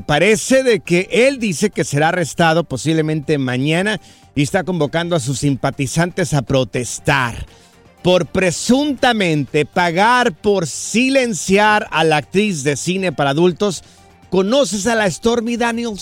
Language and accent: Spanish; Jalisco, Mexico; yo soy del estado de Jalisco